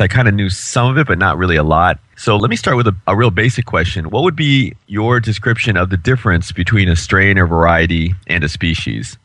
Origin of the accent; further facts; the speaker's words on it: Chicago, Illinois, United States; I'm from Chicago